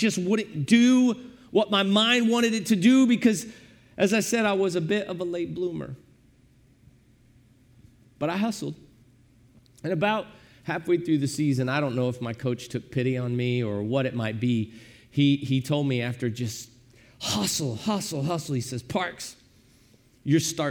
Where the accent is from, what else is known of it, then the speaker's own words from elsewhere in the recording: Granite City, Illinois, United States; we grew up in Granite City, Illinois